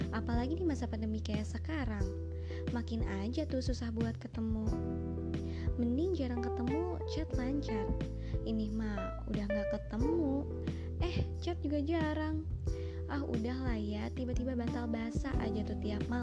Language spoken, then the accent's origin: Indonesian; Bandung, West Java, Indonesia; Yap, aku anak Bandung guys.